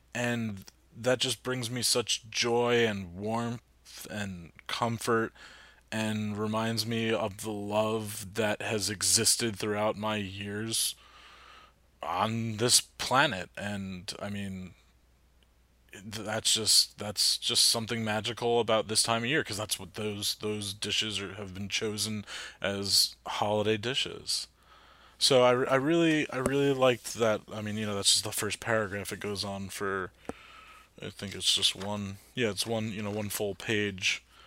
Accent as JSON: {"language": "English", "region": "New Jersey", "country": "United States", "also_born_or_lived": "Hoboken", "said": "I'm from Jersey, lived in Hoboken for a while."}